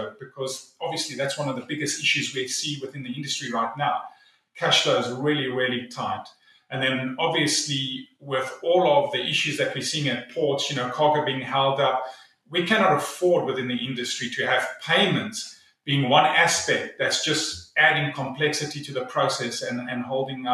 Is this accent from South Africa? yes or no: yes; South Africa; now in North Carolina, United States; originally from South Africa